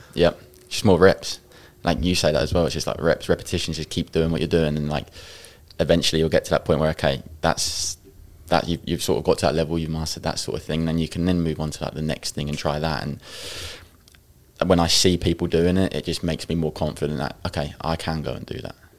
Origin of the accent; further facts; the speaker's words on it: Ipswich, East of England, United Kingdom; I'm from Ipswich, a s- small place